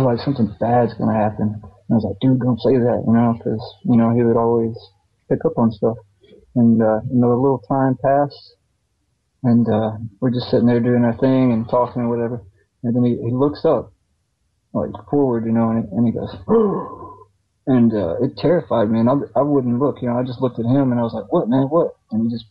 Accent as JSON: {"language": "English", "region": "the South", "country": "United States", "said": "I'm from the South"}